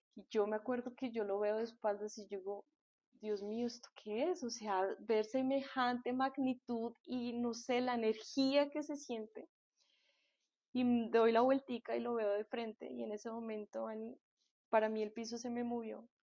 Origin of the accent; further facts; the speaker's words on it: Colombia; yo soy colombiana